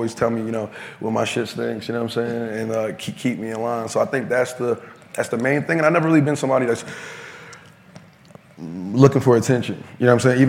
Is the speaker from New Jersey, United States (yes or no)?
yes; Newark, New Jersey, United States; I'm from Newark, New Jersey.